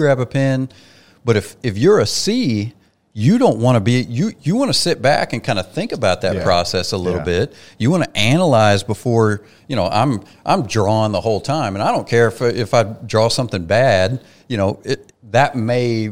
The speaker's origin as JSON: {"language": "English", "region": "Oklahoma", "country": "United States", "said": "I'm from Oklahoma"}